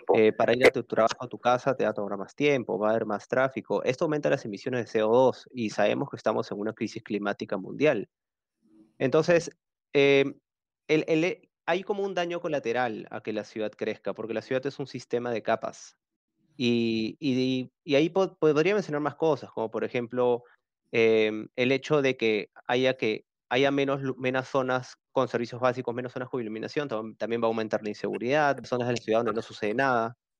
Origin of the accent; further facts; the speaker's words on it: Peru; como peruanos